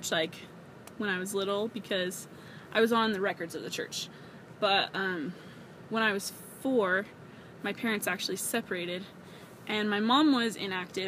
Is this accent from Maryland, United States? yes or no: yes; near D.C., Maryland, United States; I'm from Maryland, about 5 minutes away from D.C. So that was pretty cool growing up in D.C.